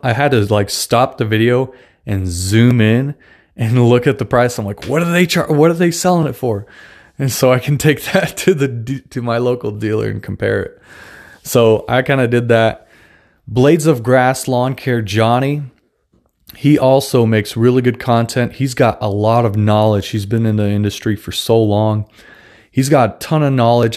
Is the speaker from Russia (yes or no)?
yes; Russia; accent: Russian; English is a second language; moved away; I'm actually Russian, so I don't have the best English